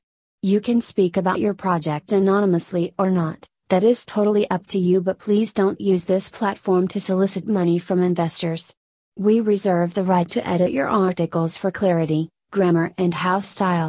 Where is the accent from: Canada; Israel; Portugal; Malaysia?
Malaysia; That was when I decided to move this startup back to my home country, Malaysia, late last year.